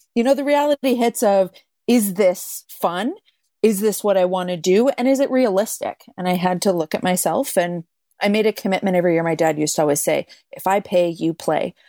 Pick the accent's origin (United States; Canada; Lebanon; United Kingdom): Canada; Calgary, Alberta; I grew up in Calgary